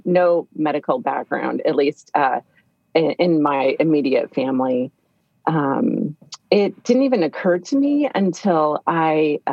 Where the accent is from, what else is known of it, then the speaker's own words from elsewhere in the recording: Fullerton, California, United States; I grew up in Orange County, California, Fullerton